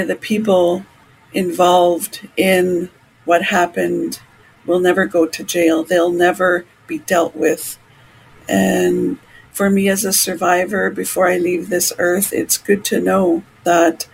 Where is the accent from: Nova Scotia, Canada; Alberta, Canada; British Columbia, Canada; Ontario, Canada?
British Columbia, Canada; Canoe Creek / Dog Creek First Nation; also born or lived in Williams Lake, British Columbia; I am from the Kennu Creek, Dark Creek First Nation